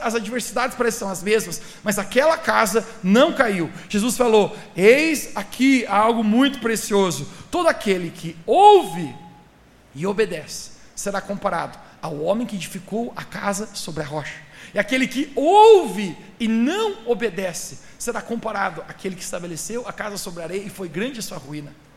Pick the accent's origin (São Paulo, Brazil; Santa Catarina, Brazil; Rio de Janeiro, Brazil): Santa Catarina, Brazil; sou da cidade lá de Santa Catarina